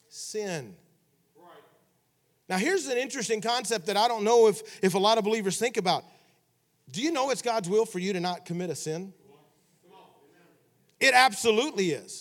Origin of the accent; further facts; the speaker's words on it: Memphis, Tennessee, United States; I grew up in Memphis, Tennessee